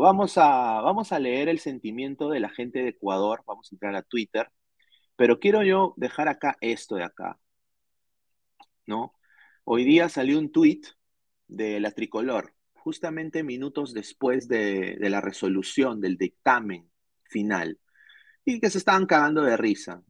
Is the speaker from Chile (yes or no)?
no; Peru; now in Orlando, United States; Como peruano